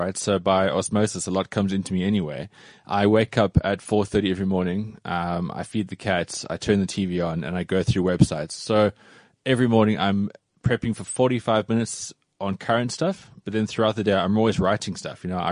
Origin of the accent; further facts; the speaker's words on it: Cape Town, Western Cape, South Africa; moved away as an adult; now in Johannesburg, South Africa; When I moved to Joburg from Cape Town, because I grew up in Cape Town, mm-hmm. and then at 21, I moved to Joburg